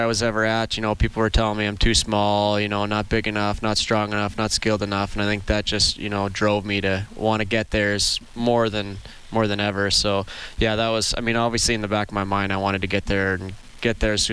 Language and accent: English; Craven, Saskatchewan, Canada; Didn't even have boards back in my hometown in Saskatchewan.